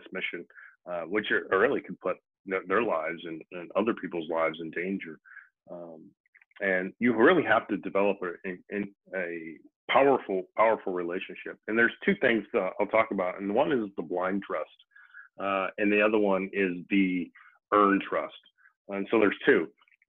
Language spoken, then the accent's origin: English; Midwest, United States; I'm from the Midwest, and I always say guys, but I mean everybody